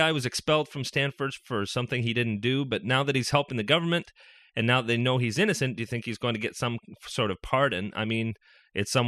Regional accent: Canada; I'm from Canada

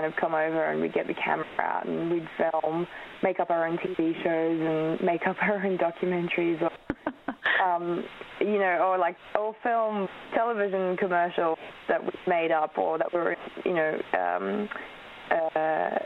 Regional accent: Australia; first language Polish; English is a second language; moved away; I was born in Australia, but because my parents were both from Poland, we spoke

